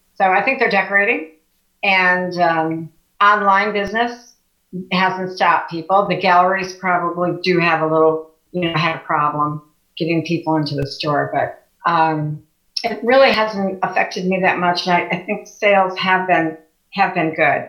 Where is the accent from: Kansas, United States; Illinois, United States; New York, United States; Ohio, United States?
Illinois, United States; Chicago; also born or lived in Oak Lawn, Illinois / Beverly Shores, Indiana; now in Valparaiso, United States; I grew up in Chicago. Uh, then we moved in uh, to Oak Lawn